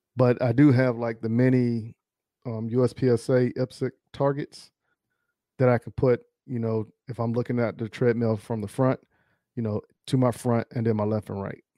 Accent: Charlotte, North Carolina, United States; I grew up in Charlotte

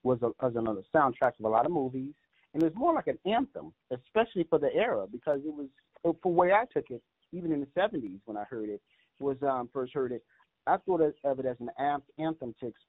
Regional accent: Chicago, Illinois, United States; moved away; I'm originally from Chicago

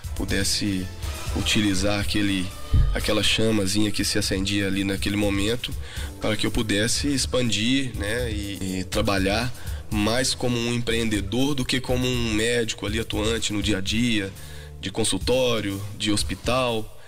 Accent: Passos, Minas Gerais, Brazil; moved away as an adult; now in Belo Horizonte, Brazil; sou de Passos. A minha família paterna é toda de lá. Já moro em Belo Horizonte há algum tempo, né? Vim para estudar

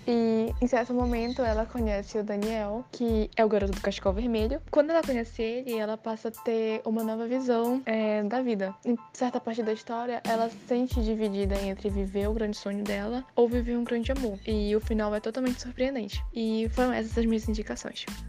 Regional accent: Belém, Pará, Brazil; eu sou de Belém do Pará

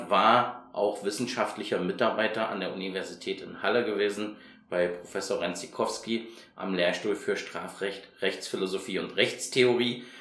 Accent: Hungary; also born or lived in Chemnitz, Germany; Ich bin tatsächlich eher ein ostdeutsches Kind, ich bin aus Karl-Marx-Stadt und bin in Ungarn aufgewachsen

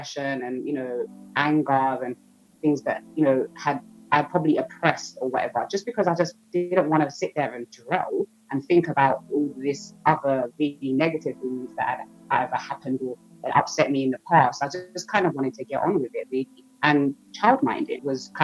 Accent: London, United Kingdom; I'm from Southeast London.

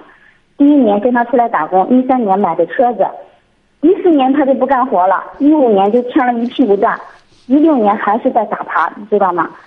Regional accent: Shandong, China; 山东的。

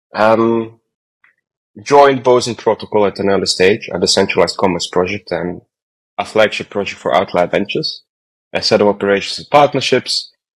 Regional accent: Croatia; moved away; I'm originally from Croatia

